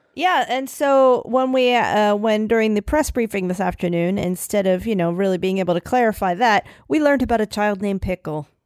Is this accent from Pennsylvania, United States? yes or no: yes; Philadelphia, Pennsylvania, United States; I'm from Philly. I say Italy, Italy.